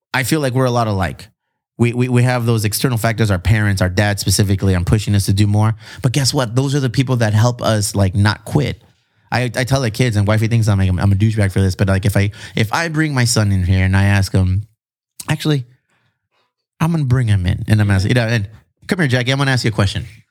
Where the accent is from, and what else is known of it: Chula Vista, California, United States